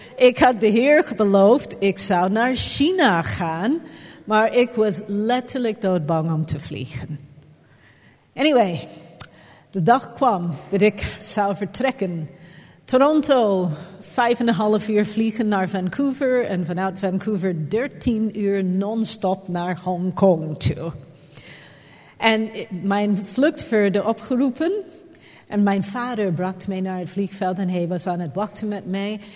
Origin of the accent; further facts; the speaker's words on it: Jamaica; now in Netherlands; Ik ben op Jamaica geboren